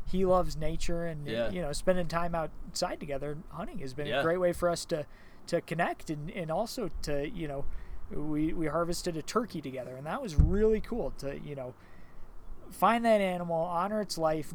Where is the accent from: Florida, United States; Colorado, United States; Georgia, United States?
Colorado, United States; Evergreen; I grew up here in Evergreen and I've had elk in my yard